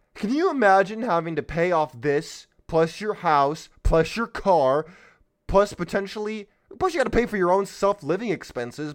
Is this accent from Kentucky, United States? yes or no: no; California, United States; San Diego, California, my home state